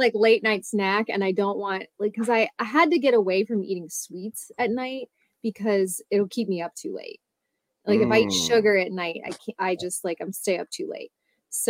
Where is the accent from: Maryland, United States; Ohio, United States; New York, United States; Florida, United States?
Ohio, United States; Westerville; also born or lived in Santa Barbara, California; I grew up in Westerville